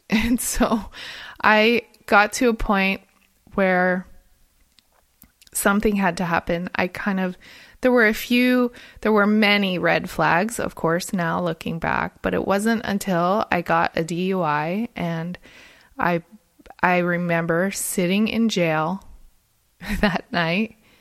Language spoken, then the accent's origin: English; New Jersey, United States; moved away as an adult; also born or lived in Monterey Bay, California; I'm originally from New Jersey